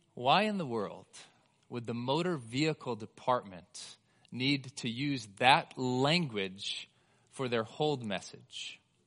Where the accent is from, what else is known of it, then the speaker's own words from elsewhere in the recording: United States; we as the American church